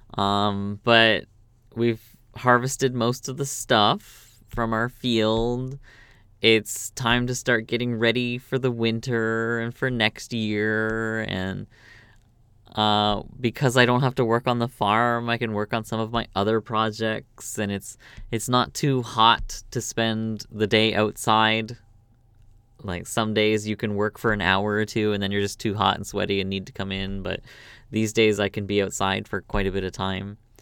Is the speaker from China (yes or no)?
no; Canada; moved away as an adult; also born or lived in Korea; now in South Korea; I'm from Canada